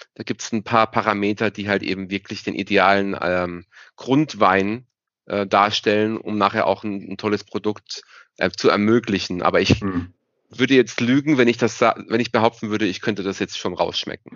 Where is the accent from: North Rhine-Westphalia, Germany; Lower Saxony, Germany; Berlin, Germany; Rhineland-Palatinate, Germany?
Rhineland-Palatinate, Germany; hier bei uns in der Pfalz